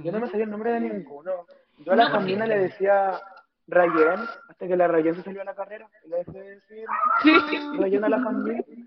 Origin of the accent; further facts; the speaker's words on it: Rancagua, O'Higgins, Chile; soy de Rancagua